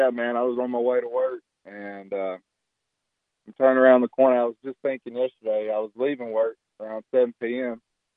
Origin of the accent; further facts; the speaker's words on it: Alabama, United States; now in Jacksonville, United States; I'm not from here, so it's pretty rare for me to see deer, and I love deer. I'm from Alabama, so I grew up going hunting and stuff.